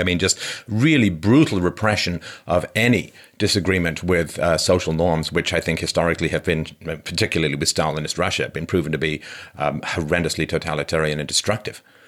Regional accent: England, United Kingdom; growing up in England

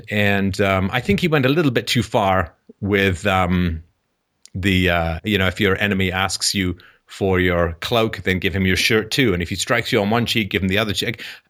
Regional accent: England, United Kingdom; the way I was raised in England was, how would you like it if, right?

